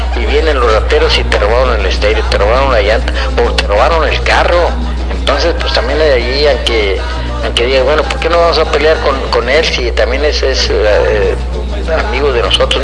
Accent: Río Bravo, Tamaulipas, Mexico; vengo de un rancho de Río Bravo

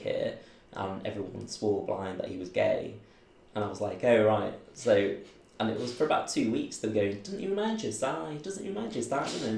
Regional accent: Manchester, North West England, United Kingdom; also born or lived in Belfast; grew up just in and around Manchester boroughs, around Trafford

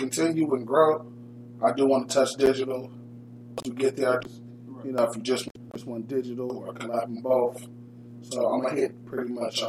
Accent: Dayton, Ohio, United States; I'm from Dayton.

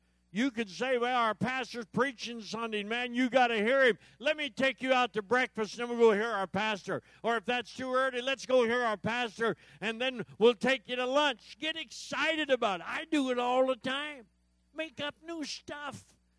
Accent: Yakima, Washington, United States; I said, I'm from Yakima, Washington.

